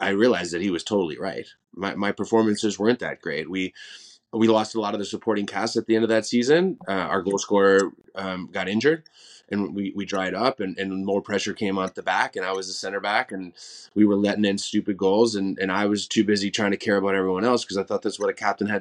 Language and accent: English; Green Bay, Wisconsin, United States; moved away as an adult; also born or lived in England; I grew up in Green Bay with the other football culture